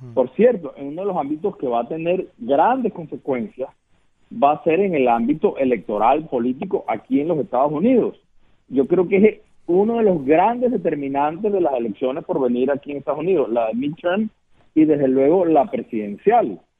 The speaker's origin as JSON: {"language": "Spanish", "country": "Venezuela", "tie": "born or raised there", "moved": "yes", "said": "yo vengo de Venezuela"}